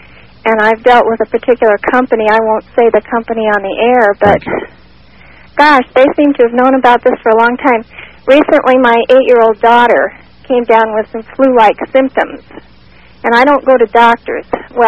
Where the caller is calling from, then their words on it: Phoenix, Arizona, United States; from Phoenix.